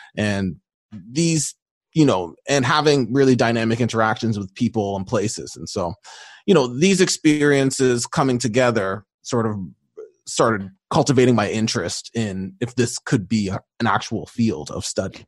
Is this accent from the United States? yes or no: no; Mississauga, Ontario, Canada; also born or lived in Toronto; I grew up in the Greater Toronto Area, just outside of Toronto, starting in Toronto, but ended up doing a lot of my school and stuff just outside of Toronto in a city called Mississauga